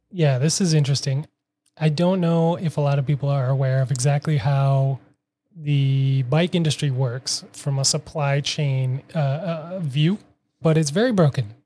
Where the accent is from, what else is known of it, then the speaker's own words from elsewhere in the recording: Minneapolis, Minnesota, United States; now in Boston, United States; I am from Minneapolis, currently living in Boston for the last six years